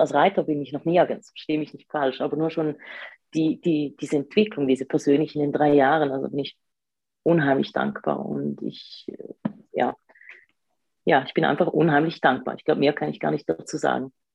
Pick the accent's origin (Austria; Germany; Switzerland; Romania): Switzerland; accent: Swiss; komme ich aus der Schweiz, deswegen ein bisschen der, ja, der Akzent.